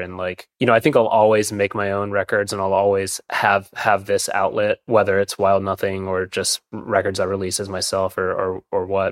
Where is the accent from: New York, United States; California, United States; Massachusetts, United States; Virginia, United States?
Virginia, United States; Williamsburg; I grew up in Williamsburg, Virginia